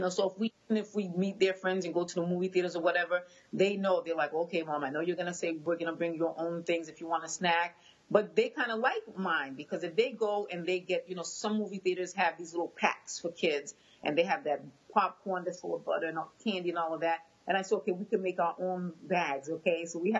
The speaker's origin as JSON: {"language": "English", "town": "Boston", "region": "Massachusetts", "country": "United States", "tie": "born or raised there", "first_language": "Haitian Creole", "second_language": "English", "said": "No, I was born and raised in Boston. Okay. My husband was born in Haiti. Okay. I'm just bilingual because my parents had just come, and so they spoke Creole, so then I spoke Haitian Creole first. And then I learned English"}